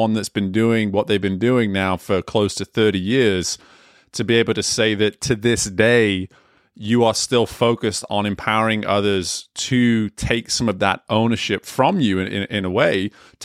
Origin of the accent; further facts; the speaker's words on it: England, United Kingdom; moved away; growing up in England